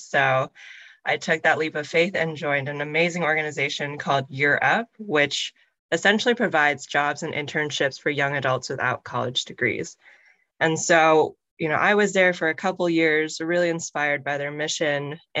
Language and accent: English; Chicago, Illinois, United States; And I am a second generation Korean American, part of the AABA, and I was born and raised in Chicago.